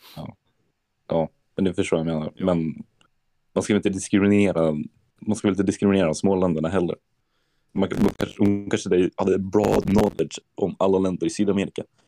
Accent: Sweden; moved away; jag är från Sverige

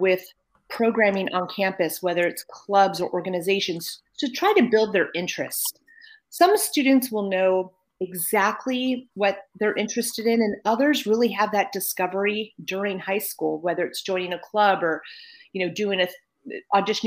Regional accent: Napa, California, United States; also born or lived in Berkeley, California; I'm from Napa

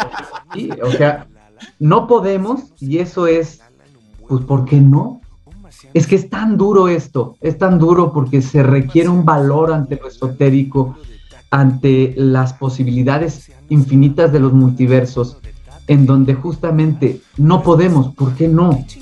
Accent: Mexico City, Mexico; born or raised there

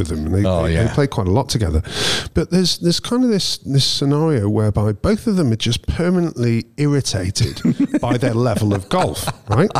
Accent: United Kingdom; 40 miles away from my hometown.

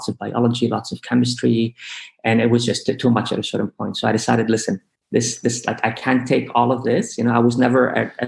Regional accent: Lebanon; moved away; Growing up in Lebanon, you know, growing up in an Arab country

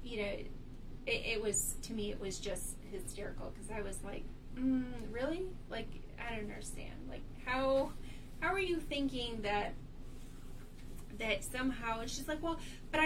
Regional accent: Michigan, United States; moved away; I'm from Michigan

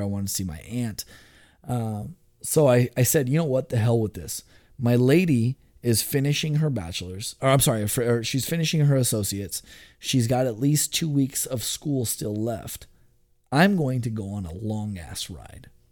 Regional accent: Houston, Texas, United States; moved away as an adult; now in Portland, United States; I was born and raised in Southwest Houston

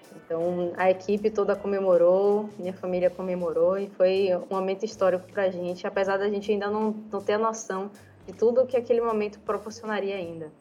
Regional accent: Northeast Region, Brazil; como somos nordestinas

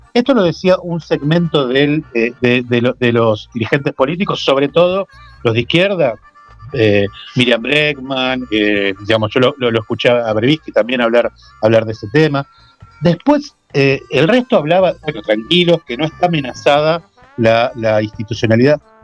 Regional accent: Avellaneda, Buenos Aires Province, Argentina; Nosotros somos de Avellaneda, de zona

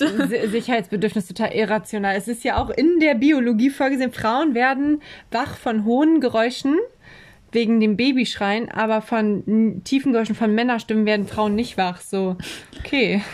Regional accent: Oldenburg, Lower Saxony, Germany; in Eversen, wo ich aufgewachsen bin

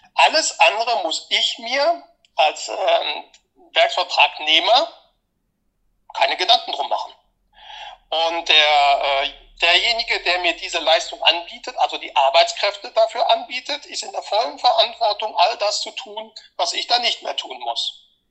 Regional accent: Munich, Bavaria, Germany; hier bei uns in München

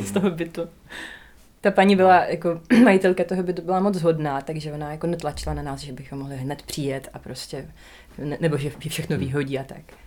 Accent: Donbas, Ukraine; first language Russian; Czech is a second language; moved away as an adult; now in Prague, Czech Republic; my jsme vlastně z Donbasu

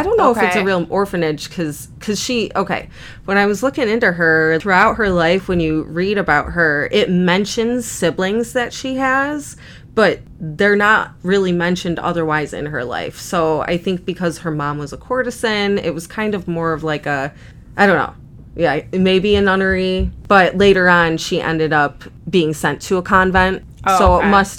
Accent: Buffalo, New York, United States; accent: almost a Canadian accent; I'm an American. I'm from Buffalo, New York, so I have basically almost a Canadian accent or whatever fucking drawl comes out of this part of the state.

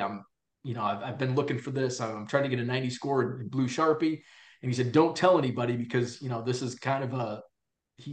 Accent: Peoria, Illinois, United States; I grew up in Illinois and, you know, lived kind of in the Peoria area

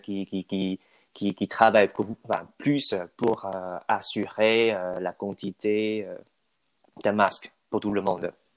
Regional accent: Taiwan; French is a second language; moved away as an adult; now in Toulouse, France; chez nous, à Taïwan

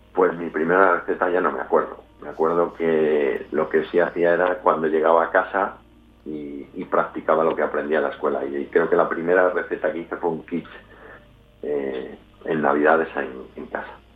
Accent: León, Castile and León, Spain; also born or lived in Madrid / Santiago de Compostela; now in Valladolid, Spain; volver a la tierra, a León, porque nosotros somos los dos de León

